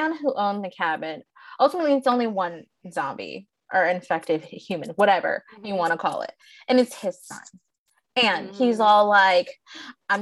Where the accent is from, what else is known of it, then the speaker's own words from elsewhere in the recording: Midwest, United States; now in Florida, United States; I come from the Midwest, where we have a big old beautiful Lake Michigan